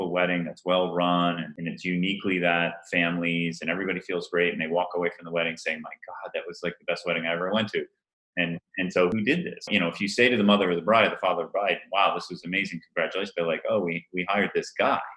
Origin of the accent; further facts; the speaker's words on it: Rhode Island, United States; And by the way, I grew up in Rhode Island, right? so, with all due respect to my fellow family and Rhode Islanders, I don't know really how that happened, but I, I did not pick up on that fantastic accent.